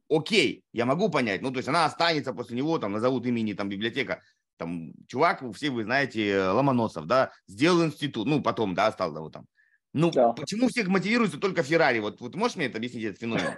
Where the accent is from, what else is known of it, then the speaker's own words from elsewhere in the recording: Saratov, Saratov Oblast, Russia; moved away; Я сам из Саратова